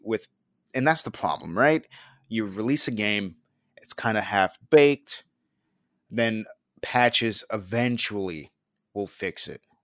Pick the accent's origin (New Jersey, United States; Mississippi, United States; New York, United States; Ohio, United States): New York, United States; growing up in New York